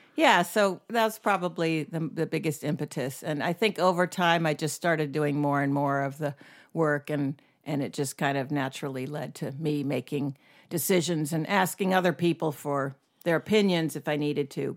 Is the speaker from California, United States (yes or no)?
no; Knightdale, North Carolina, United States; moved away as an adult; also born or lived in Syracuse, New York / Atlanta; now in Florence, United States; I grew up in, uh, Syracuse, New York for the first nine years, and then North Carolina for the next nine